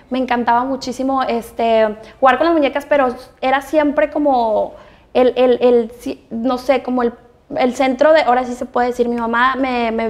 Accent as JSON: {"language": "Spanish", "town": "Monterrey", "region": "Nuevo León", "country": "Mexico", "said": "pues yo soy orgullosamente de Regiomontana, estoy muy contenta de ser regia 100%. La verdad es que mi tono, mi acento, siempre me dicen que no es como la la típica regia"}